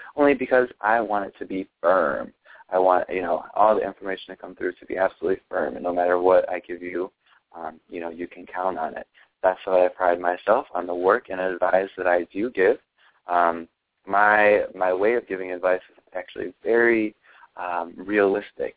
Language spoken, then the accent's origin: English; Ohio, United States; born or raised there